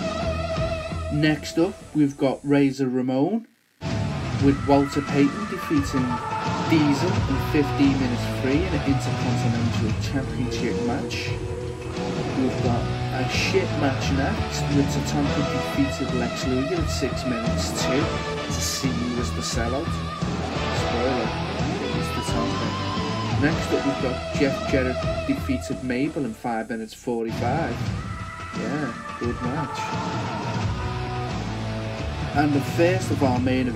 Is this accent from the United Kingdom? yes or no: yes; Liverpool, North West England, United Kingdom; accent: Scouse; my rich Scouse accent